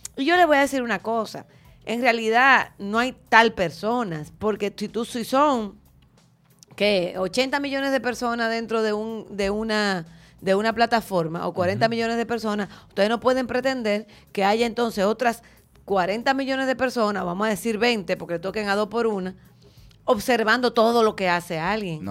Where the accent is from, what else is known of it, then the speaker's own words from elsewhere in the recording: Dominican Republic; nosotros como dominicanos